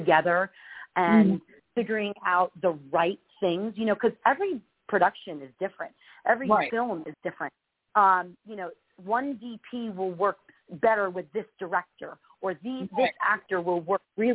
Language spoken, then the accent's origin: English; Union, New Jersey, United States; moved away as an adult; now in Los Angeles, United States; I grew up in New Jersey, and in Union, New Jersey, which is right outside of New York City